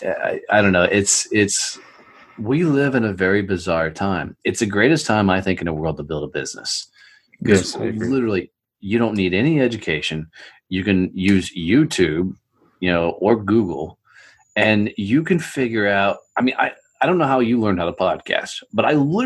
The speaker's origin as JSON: {"language": "English", "country": "United States", "said": "I'm American"}